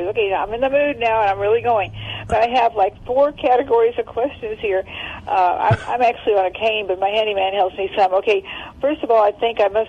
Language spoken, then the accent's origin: English; Illinois, United States; moved away; I grew up in Illinois